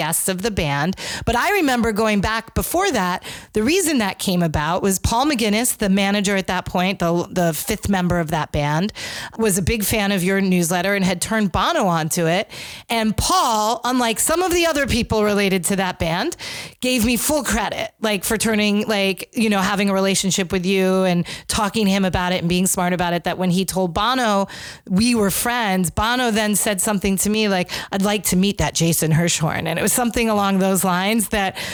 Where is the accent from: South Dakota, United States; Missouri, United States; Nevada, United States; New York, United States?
New York, United States; Rye; I was raised in the suburbs in Rye